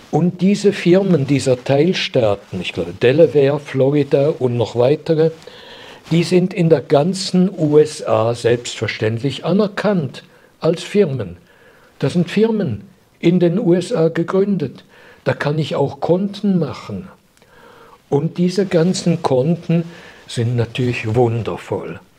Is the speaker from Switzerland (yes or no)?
yes; Switzerland; Und das ist ein ganz, ganz trauriges Gefühl für mich als Schweizer.